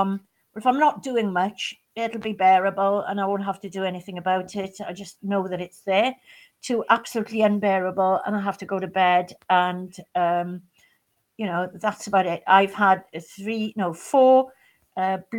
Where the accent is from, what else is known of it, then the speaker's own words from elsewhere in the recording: West Wales, United Kingdom; also born or lived in Belgium; I grew up in West Wales